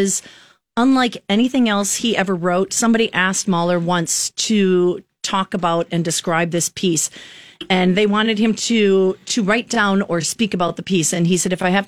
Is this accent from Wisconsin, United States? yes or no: yes; Wisconsin, United States; moved away as an adult; also born or lived in Minnesota / New York City; I'm from Wisconsin originally